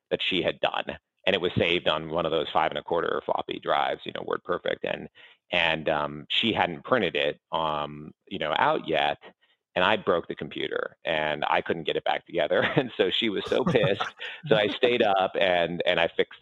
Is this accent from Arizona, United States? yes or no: no; Yorba Linda, California, United States; also born or lived in Chino, California; I grew up in Southern California in a little town called Yorba Linda, which is in Orange County